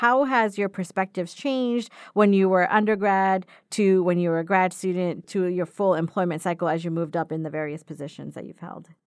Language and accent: English; Florida, United States; moved away; I come from Florida, so different type of trees down there